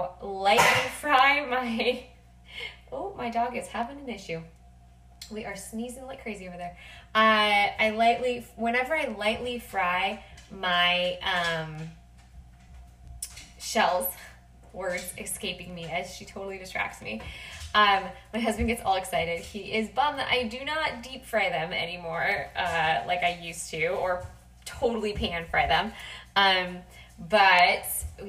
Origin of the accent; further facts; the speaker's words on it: Los Angeles, California, United States; I am from Los Angeles, right? We have really good tacos here. I grew up having tacos probably once a week